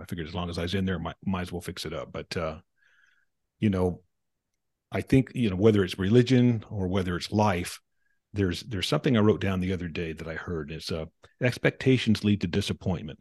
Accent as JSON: {"language": "English", "town": "Provo", "region": "Utah", "country": "United States", "tie": "born or raised there", "said": "I was born in Provo, Utah, to two people going to Brigham Young University."}